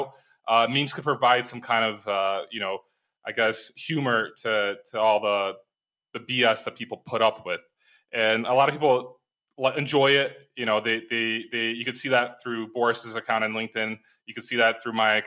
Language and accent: English; Chicago, Illinois, United States; moved away as an adult; also born or lived in Ukraine; now in Poland; Well, I live in Poland. I'm from Chicago originally